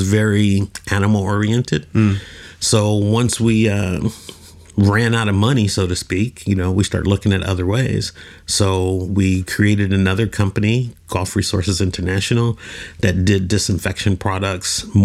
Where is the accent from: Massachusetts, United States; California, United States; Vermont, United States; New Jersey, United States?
California, United States; Oakland; moved away as an adult; now in Oman; I'm originally from Oakland, California.